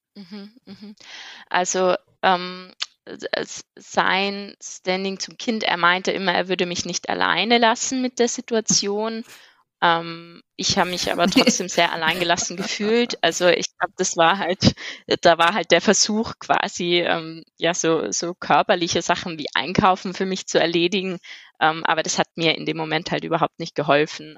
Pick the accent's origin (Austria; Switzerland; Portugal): Austria; Innsbruck, Tyrol; moved away as an adult; also born or lived in Bochum, Germany; now in Vienna, Austria; ich komme ursprünglich eigentlich aus Innsbruck, aus Tirol